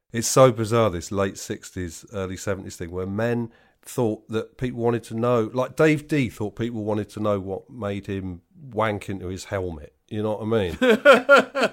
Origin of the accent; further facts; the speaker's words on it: West Midlands, United Kingdom; I'm from the West Midlands, right? So I'm in no position to laugh at people's accents.